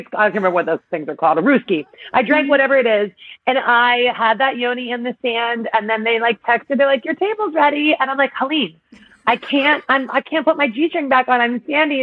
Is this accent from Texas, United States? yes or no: no; Pittsburgh, Pennsylvania, United States; moved away as an adult; also born or lived in Cincinnati; now in New York, United States; I grew up in Pittsburgh, so I'm a Midwest girl